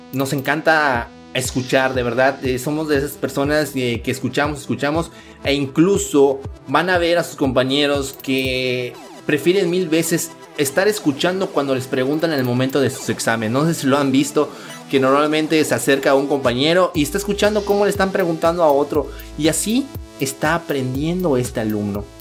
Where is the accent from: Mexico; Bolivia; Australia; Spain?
Mexico; somos mexicanos. Los mexicanos siempre, siempre salimos adelante